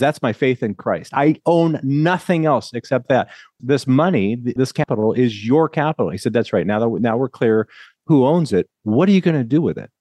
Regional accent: Lincoln, Nebraska, United States; also born or lived in California; now in Murrieta, United States; I grew up in Lincoln, Nebraska, and as I say, Nebraska is such a great place to be from

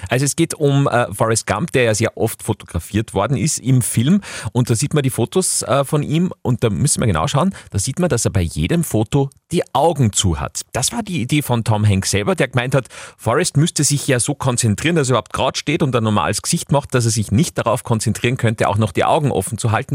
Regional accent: Austria; bei uns in Österreich

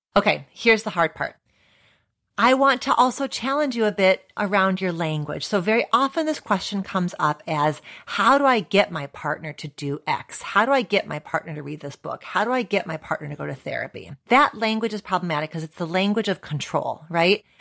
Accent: United States; my location as an American psychologist

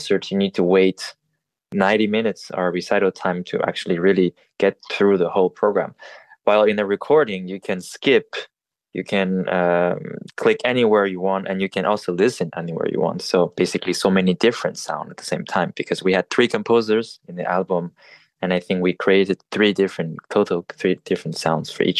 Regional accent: Montreal, Quebec, Canada; also born or lived in Paris, France; I was born in Paris and then grew up in Montreal in those French-speaking countries.

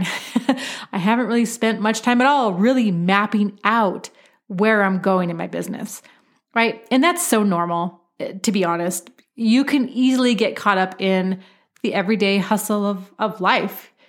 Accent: Oregon, United States; my home state of Oregon

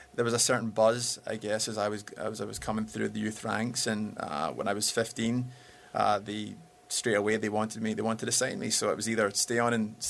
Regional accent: Glasgow, Scotland, United Kingdom; now in Los Angeles, United States; I'm from Glasgow. I'm a ex-football player

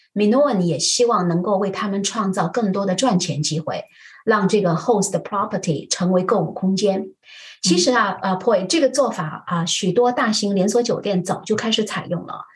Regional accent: Shanghai, China; 我小时候在上海的大街小巷里啊，逛小店觅宝

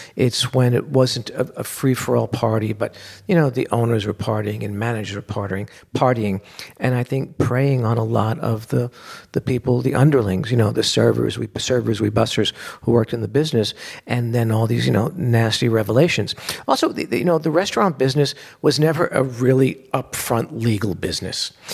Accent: New York City, New York, United States; I grew up in Bensonhurst, Brooklyn

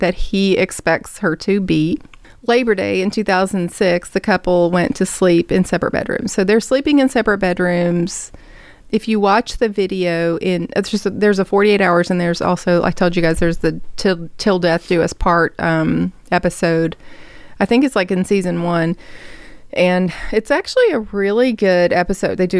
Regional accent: the South, United States; I'm from the South

